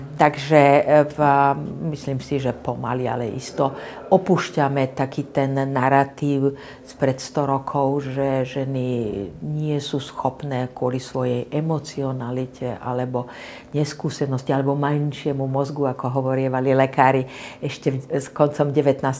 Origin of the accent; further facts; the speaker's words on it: Slovakia; Ja som prvá Slovenka, ktorá sa stala diplomatkou